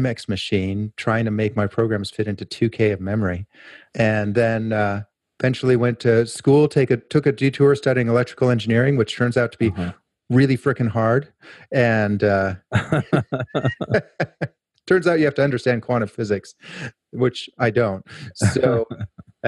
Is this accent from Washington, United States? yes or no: no; Portland, Oregon, United States; my hometown, which is Portland, Oregon.